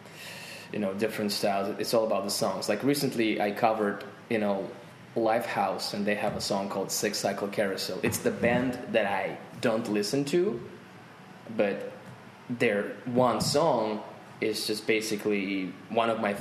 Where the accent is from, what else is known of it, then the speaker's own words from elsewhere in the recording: Volgograd, Volgograd Oblast, Russia; English is a second language; I'm from Volgograd